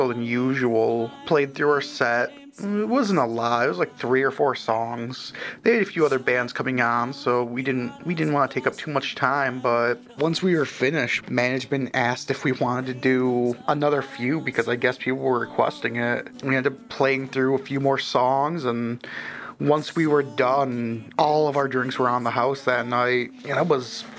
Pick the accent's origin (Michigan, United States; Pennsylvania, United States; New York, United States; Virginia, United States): Michigan, United States; Port Huron; now in Saginaw, United States; I'm originally from Port Huron, Michigan